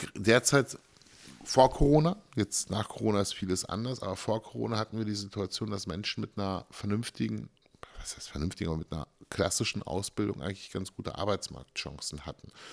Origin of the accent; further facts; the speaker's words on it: Germany; ich bin sehr froh in Deutschland geboren zu, sein.